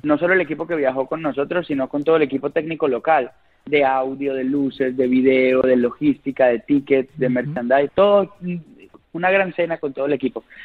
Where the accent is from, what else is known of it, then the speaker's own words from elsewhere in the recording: Colombia; como colombiano